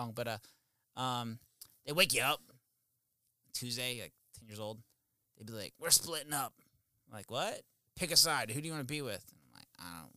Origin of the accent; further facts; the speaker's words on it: Pittsburgh, Pennsylvania, United States; also born or lived in Arizona; I grew up, we grew up in Arizona originally, and then I moved to Pittsburgh